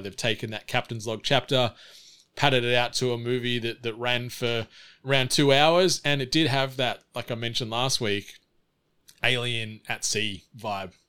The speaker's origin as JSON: {"language": "English", "area": "Snowy Mountains", "region": "New South Wales", "country": "Australia", "tie": "born or raised there", "said": "Growing up in the Snowy Mountains, our local library didn't always have a ton of assortment"}